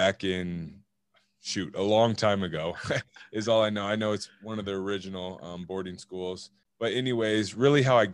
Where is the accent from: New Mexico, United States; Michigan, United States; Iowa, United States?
Iowa, United States; Cedar Rapids; moved away as an adult; also born or lived in Massachusetts; now in Washington, United States; I'm originally from Cedar Rapids, Iowa.